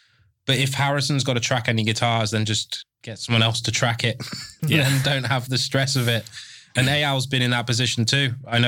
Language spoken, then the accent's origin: English; England, United Kingdom; I'm English, can't speak it.